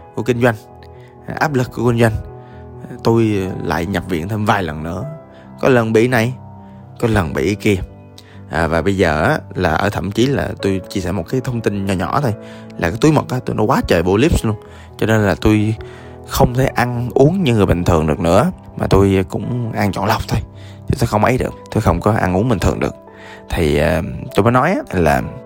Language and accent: Vietnamese; Da Lat, Lam Dong, Vietnam; moved away; tôi ở à, đà lạt lúc đó quê tôi